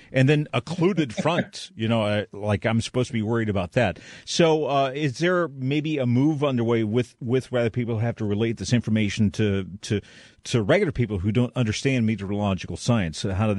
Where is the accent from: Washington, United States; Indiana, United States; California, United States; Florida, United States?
Florida, United States; moved away; when I grew up in Florida, we get hurricanes all the time.